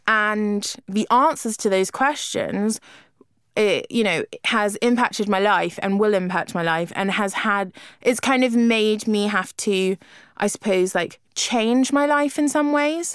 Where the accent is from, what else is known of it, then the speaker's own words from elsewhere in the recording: London, United Kingdom; also born or lived in Lisbon; being a Londoner